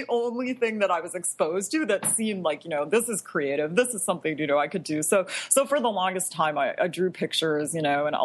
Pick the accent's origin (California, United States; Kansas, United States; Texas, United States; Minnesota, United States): Minnesota, United States; Bloomington; also born or lived in Providence, Rhode Island / Chicago, Illinois; I grew up in the Twin Cities, in a suburb of the Twin Cities, Bloomington, Minnesota